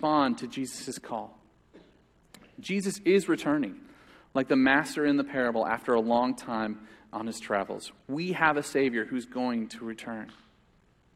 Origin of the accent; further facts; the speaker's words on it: United States; as American Christians